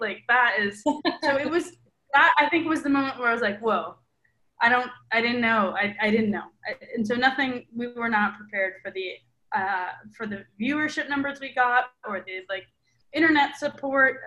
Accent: Milwaukee, Wisconsin, United States; I grew up in Milwaukee, Wisconsin, which is there are not a lot of Latinos there.

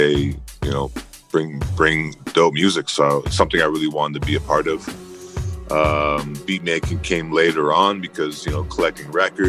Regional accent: Edmonton, Alberta, Canada; also born or lived in Goodfish Lake, Alberta; Originally I'm from Goodfish Lake, Cree First Nations. It's a reserve 3 hours from Edmonton, but mainly grew up in Edmonton, Alberta

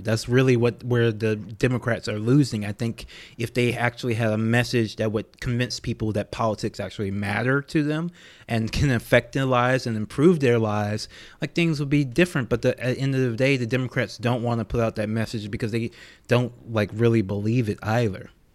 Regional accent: Louisiana, United States; I'm from Louisiana

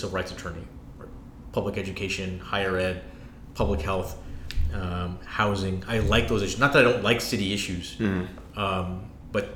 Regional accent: San Antonio, Texas, United States; also born or lived in McAllen, Texas / Michigan; born in McAllen, raised in San Antonio, public schools, University of Michigan

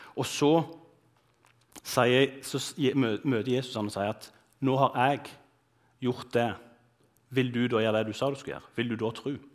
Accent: Bryne, Rogaland, Norway; moved away as an adult; now in Bergen, Norway; jeg er fra Bryne, som er litt sør for Stavanger

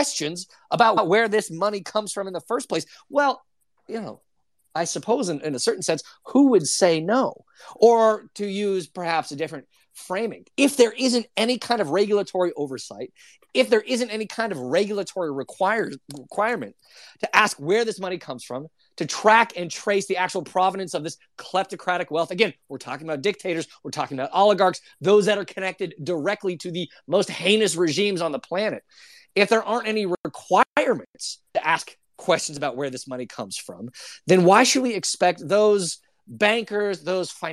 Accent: United States; speaking as an American, as someone who focuses much of his work on the United States of America

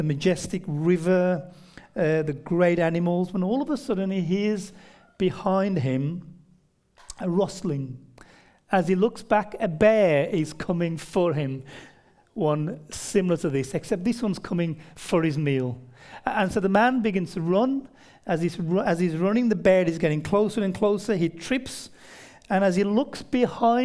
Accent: near Birmingham, West Midlands, United Kingdom; accent: near Birmingham; it's near Birmingham in the UK, so central Britain, that's where it's located

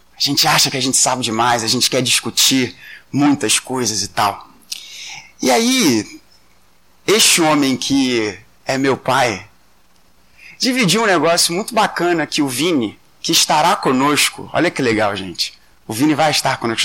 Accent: Rio de Janeiro, Brazil; Nós somos cariocas, a maioria de nós aqui é carioca

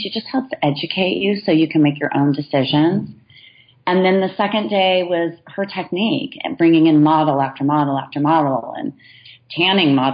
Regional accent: Southern California, United States; now in Walnut Creek, United States; growing up in Southern California on the beaches

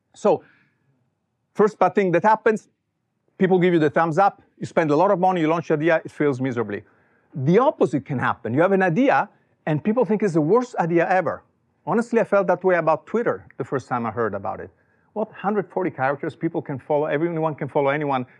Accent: Italy; born or raised there; English is a second language; moved away as an adult; also born or lived in Silicon Valley; now in United States

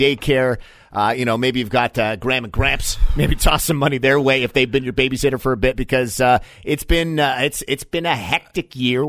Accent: Burlington, Ontario, Canada; now in London, Canada; I grew up in Burlington

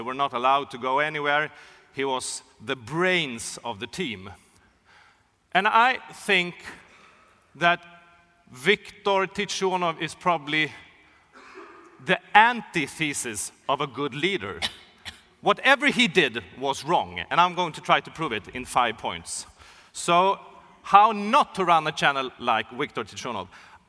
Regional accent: Sweden; I'm from Sweden. Hockey is a really big thing in Sweden.

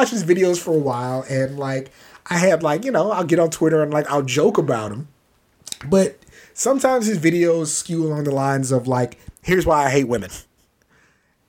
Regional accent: Maryland, United States; I'm from Maryland too

